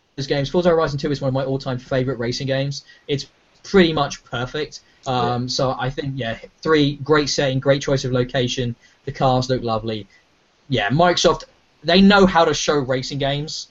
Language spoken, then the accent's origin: English; United Kingdom; we're British